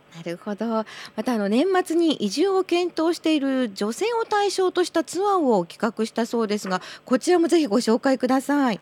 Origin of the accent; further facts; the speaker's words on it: Joetsu, Niigata, Japan; 私はあの、ずっとこの地元上越なんですけれども